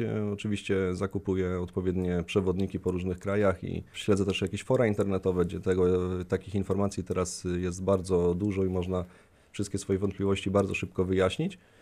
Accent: Koszalin, West Pomeranian Voivodeship, Poland; moved away; pochodzę z nadmorza, z Koszalina

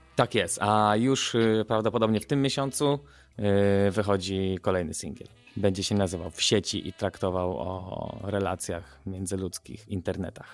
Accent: Wrocław, Lower Silesian Voivodeship, Poland; jako dziecko miałem bardzo dużo problemów dorastając we Wrocławiu

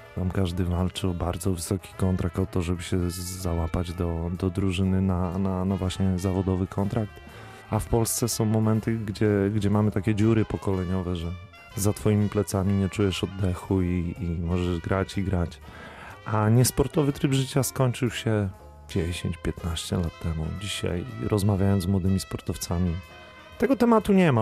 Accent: Warmian-Masurian Voivodeship, Poland; now in Wrocław, Poland; u mnie na Warmii i Mazurach

